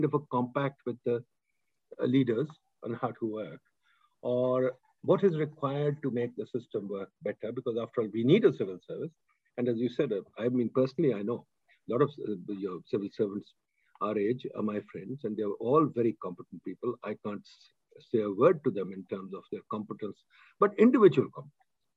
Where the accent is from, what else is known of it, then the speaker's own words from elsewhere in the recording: Pakistan; As a Pakistani